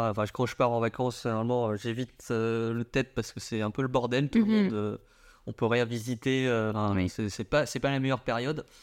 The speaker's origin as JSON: {"language": "French", "country": "Vietnam", "said": "Alors je dis pas ça parce que je suis vietnamien, mais parce qu'il y a une sorte de liberté là-bas."}